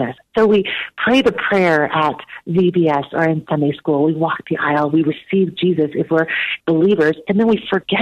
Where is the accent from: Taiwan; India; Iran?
Taiwan; now in United States; I was born in Taiwan and immigrated to the United States when I was and being caught between two cultures